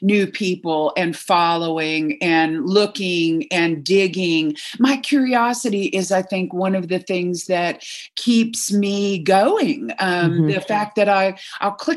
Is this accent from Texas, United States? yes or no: yes; Texas, United States; I was raised in Texas as a devout Southern Baptist